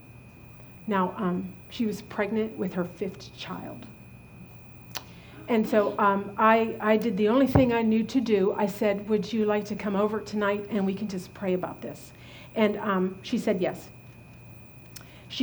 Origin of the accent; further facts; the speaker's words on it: Butler, Pennsylvania, United States; moved away; also born or lived in Virginia; We had this rental house back in my hometown in Butler, Pennsylvania